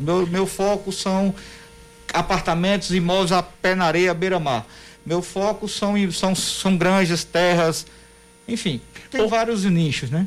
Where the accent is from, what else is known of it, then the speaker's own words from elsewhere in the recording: Patos, Paraíba, Brazil; eu não sou de João Pessoa, eu sou patuense